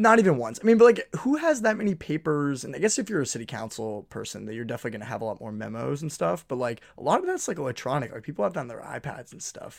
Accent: New England, United States; now in New York, United States; I'm from New England

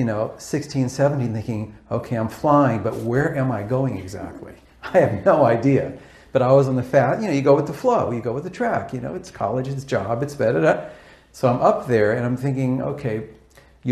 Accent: Los Angeles, California, United States; I was raised in Pacific Palisades, West LA, and went to Pali High

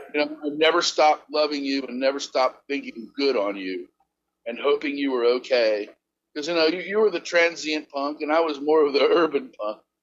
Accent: Akron, Ohio, United States; moved away as an adult; also born or lived in Barberton, Ohio / Wilmington, North Carolina; now in Charleston, United States; I'm from Kenmore

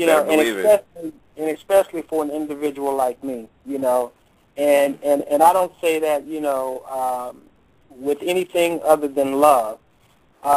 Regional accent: Texas, United States; moved away as an adult; also born or lived in California; now in Hollywood, United States; growing up in Texas, then moving to California, then going back to Texas

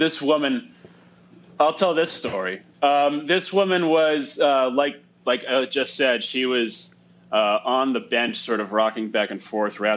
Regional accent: Setauket, New York, United States; I'm from Setauket, right outside of Stony Brook

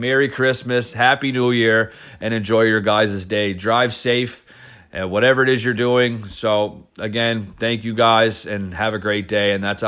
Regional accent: Cape Breton, Nova Scotia, Canada; I'm from Cape Breton, and so was George Davis

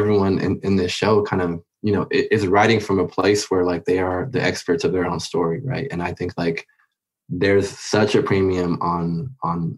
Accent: Los Angeles, California, United States; a lot of the experiences I had growing up in LA.

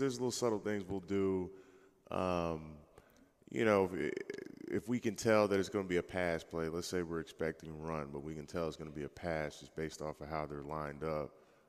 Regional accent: Jacksonville, Florida, United States; born there; also born or lived in Tennessee / Alabama / Ohio / Missouri; I was born in Jacksonville.

